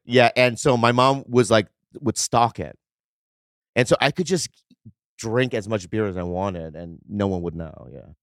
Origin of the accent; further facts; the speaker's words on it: Minnesota, United States; I grew up in Minnesota, so I always thought, like, there was no other, like, Asians in my school